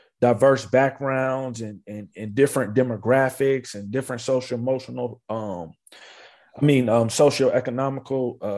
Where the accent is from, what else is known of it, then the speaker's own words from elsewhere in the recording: Maryland, United States; moved away; also born or lived in South Carolina; we moved when I was 8 years old to Maryland, right outside of the Washington, D.C. area. And that's where I went, finished from like third grade all the way to high school, right there